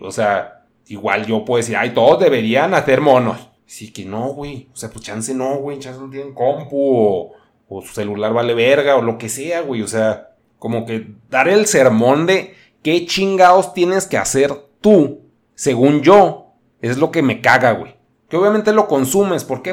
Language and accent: Spanish; northern Mexico, Mexico; yo también soy un mexicano.